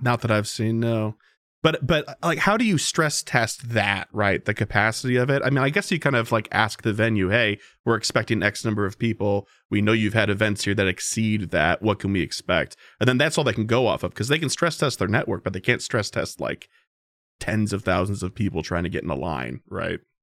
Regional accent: Chicago, Illinois, United States; I'm from Chicago

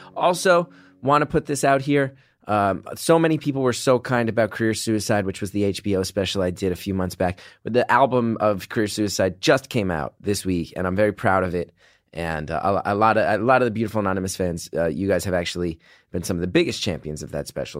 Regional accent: New Jersey, United States; I'm an idiot from New Jersey

